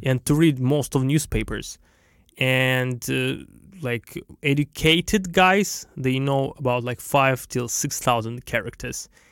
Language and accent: English; Russia; accent: Russian; English is a second language; also born or lived in Guangzhou, China; now in China; I start to speak with my Russian accent in English